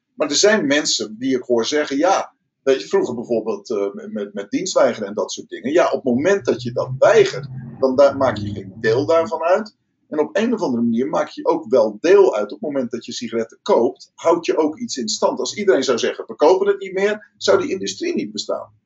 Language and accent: Dutch; Rotterdam, South Holland, Netherlands; ik kom uit Rotterdam